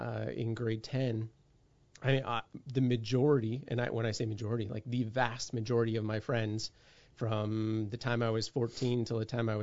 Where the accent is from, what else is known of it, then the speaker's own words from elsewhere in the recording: Moncton, New Brunswick, Canada; also born or lived in Halifax / Vancouver; I am a New Brunswick kid. I was born in Moncton, and this is home, but I grew up in a family where my dad got transferred every couple of years, and I have lived as far east as Halifax and as far west as Vancouver.